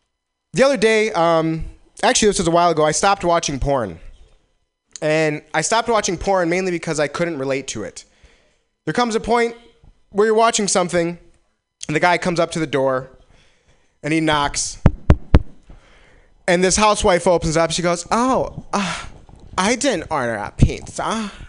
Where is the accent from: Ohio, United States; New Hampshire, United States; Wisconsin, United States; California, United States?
Wisconsin, United States; now in San Francisco, United States; I came from Wisconsin, and the one thing I noticed, well, one of the first things I noticed was I really love this area. I love San Francisco.